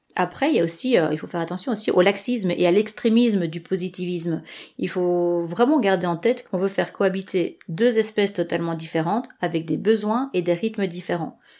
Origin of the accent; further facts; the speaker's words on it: Belgium; moi je réside en Belgique